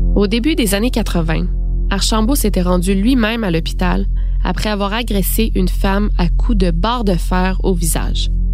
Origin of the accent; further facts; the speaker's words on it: Quebec, Canada; chez nous, au Québec